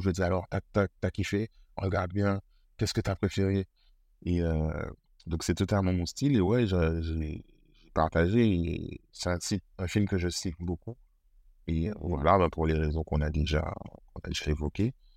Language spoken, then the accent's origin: French; Guadeloupe; j'ai grandi en Guadeloupe, je vis toujours en Guadeloupe.